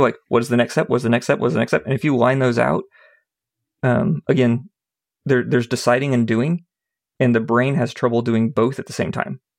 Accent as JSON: {"language": "English", "town": "Indianapolis", "region": "Indiana", "country": "United States", "tie": "born or raised there", "said": "I grew up in Indianapolis."}